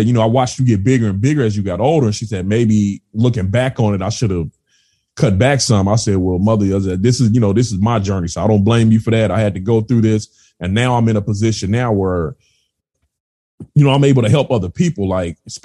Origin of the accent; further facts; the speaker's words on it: California, United States; moved away; I'm originally from California.